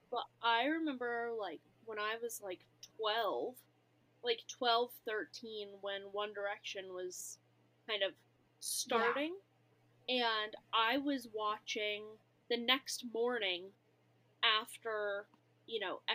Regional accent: United States; I'm American.

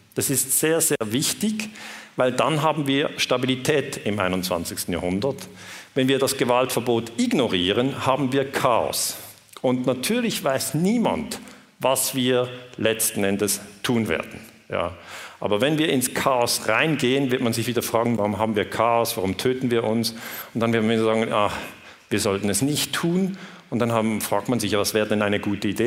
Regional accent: Switzerland; accent: Swiss; ich komme aus der Schweiz, ich spreche mit diesem Schweizer Akzent

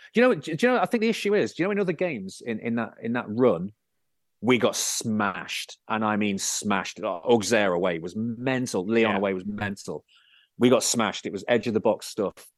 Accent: Bootle, North West England, United Kingdom; I was born in Bootle

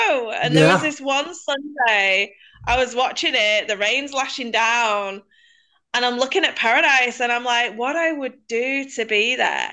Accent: England, United Kingdom; I'm from England

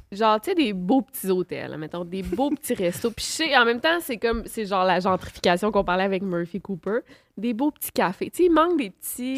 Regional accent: Quebec City, Quebec, Canada; je viens de Québec, là, de la ville de Québec

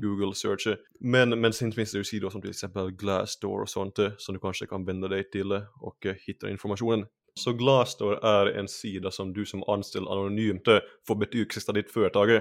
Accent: Finland; first language Swedish; moved away as an adult; now in Sweden; Jag är ju finlandssvensk, så, så jag ja. har alltid pratat svenska. Och eh, det är för mm. att det är mitt modersmål

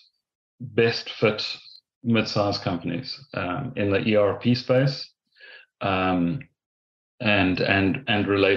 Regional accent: South Africa; moved away as an adult; also born or lived in Ireland; now in Castlebar, Ireland; being a South African

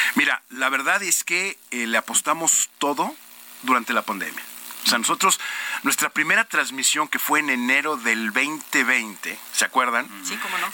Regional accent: Mexico; now in United States; orgullosamente mexicano soy

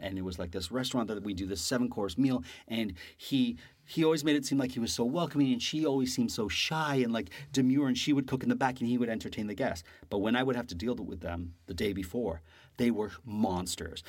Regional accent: Canada; moved away; also born or lived in New York; being this Canadian in New York

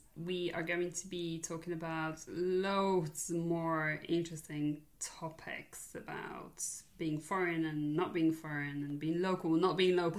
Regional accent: Poland; English is a second language; now in United Kingdom; I'm Polish

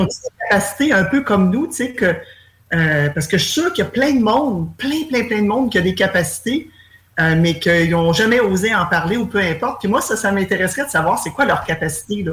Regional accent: Granby, Quebec, Canada; moi, je suis de Grimby

